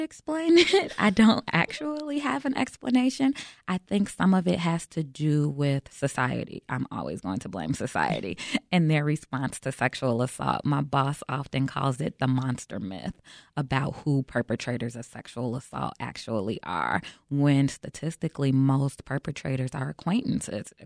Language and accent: English; Chicago, Illinois, United States; I'm born and raised in Chicago